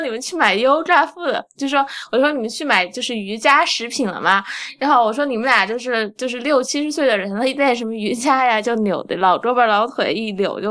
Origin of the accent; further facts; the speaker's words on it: Sichuan Fine Arts Institute, Chongqing, China; 我小时候是在四川美院长大的